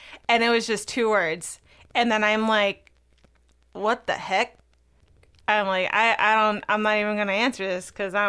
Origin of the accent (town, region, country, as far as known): Baltimore, Maryland, United States